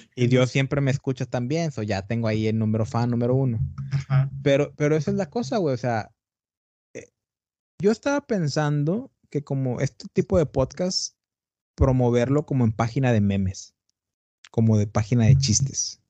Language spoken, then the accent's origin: Spanish; Tamaulipas, Mexico; also born or lived in Brownsville, Texas; Yo soy de Tamaulipas, del norte de México.